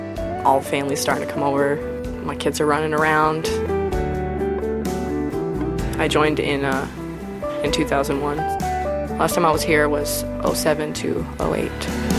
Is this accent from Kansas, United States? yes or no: yes; Manhattan, Kansas, United States; from Manhattan, Kansas, 26 years old.